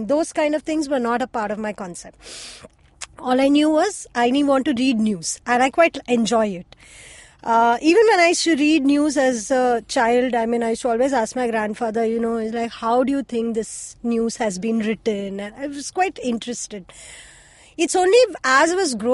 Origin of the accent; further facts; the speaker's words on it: Mumbai, Maharashtra, India; they moved to the place that I currently live in when I was born. So that is, I was born in Chembur as well